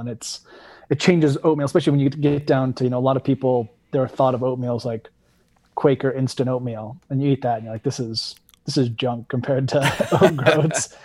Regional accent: West Coast, United States; now in Vermont, United States; living on the East Coast now is, like, it's very different than growing up on the West Coast

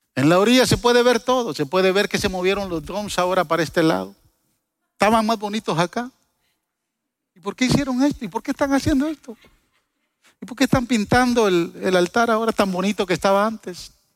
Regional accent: Guatemala; yo soy chapín

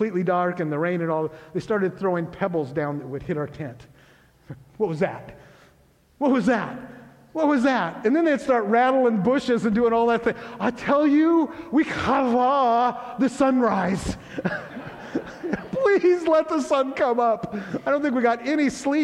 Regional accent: Grays Harbor, Washington, United States; I grew up in Grace Harbor

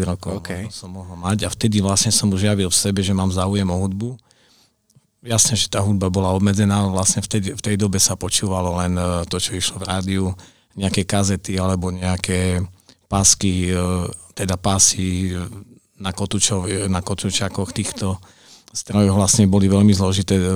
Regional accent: Košice, Košice Region, Slovakia; celý život vlastne sme rodiny Košičania, celá naša rodina, čiže tu som strávil detstvo a vlastne celý život posiaľ.

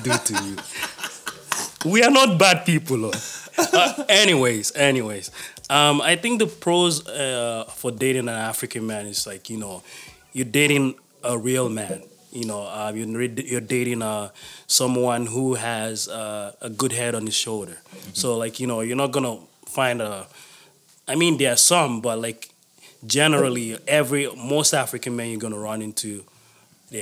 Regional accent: Toronto, Ontario, Canada; I'm from Toronto

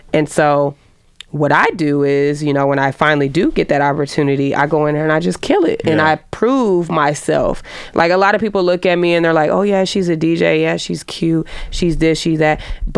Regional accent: Atlanta, Georgia, United States; I'm gonna speak with real being that I'm from Atlanta.

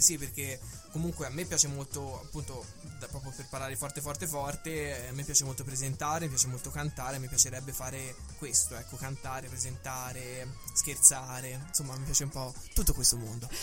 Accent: Pisa, Tuscany, Italy; accent: toscanaccio; also born or lived in Lucca; Io sono nato a Lucca, ho sempre vissuto a Pisa, dove ho anche studiato

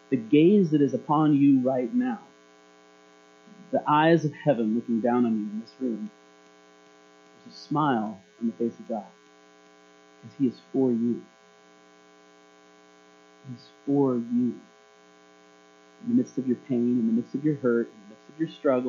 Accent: Alaska, United States; moved away; also born or lived in Marysville; When I was a kid growing up in Alaska, earthquakes were a very, very common thing

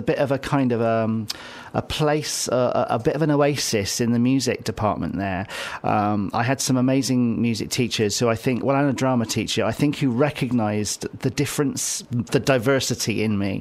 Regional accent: Bristol, South West England, United Kingdom; also born or lived in London; I was brought up in Kingswood, actually, just on the edge of Bristol.

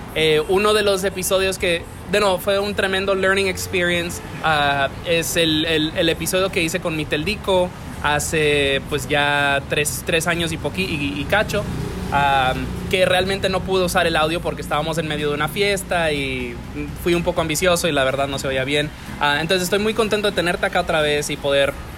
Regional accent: Dominican Republic; yo me crié aquí

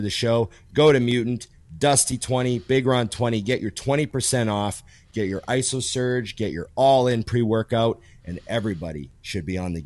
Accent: Canada; as a Canadian

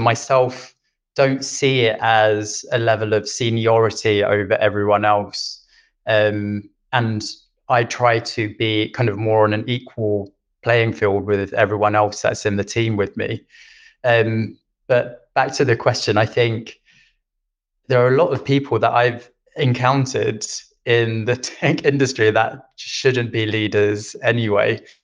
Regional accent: London, United Kingdom; moved away as an adult; now in Stockholm, Sweden; I am originally from London. I've been in Sweden for five years now

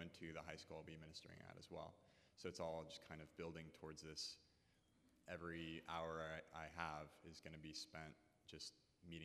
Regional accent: San Diego, California, United States; I'm originally from San Diego

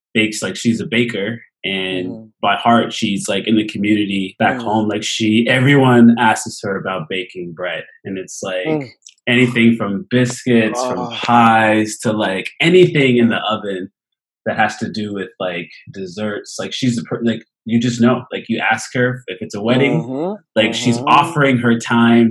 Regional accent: Canada; I'm from Canada

